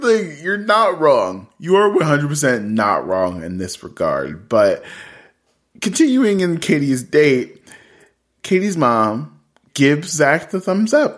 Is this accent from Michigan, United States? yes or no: no; Columbus, Ohio, United States; I'm from Columbus, Ohio